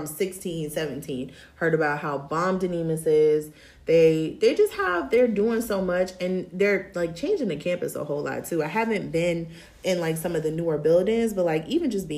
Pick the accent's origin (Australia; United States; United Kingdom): United States; Tidewater 757 area, Virginia; growing up in the Tidewater 757 area, like Norfolk State is it